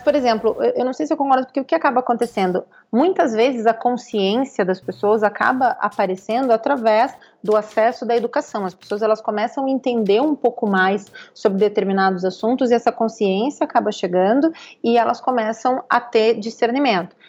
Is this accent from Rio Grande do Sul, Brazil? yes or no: yes; Pelotas, Rio Grande do Sul, Brazil; moved away as an adult; now in São Paulo, Brazil; eu vim de uma periferia de Pelotas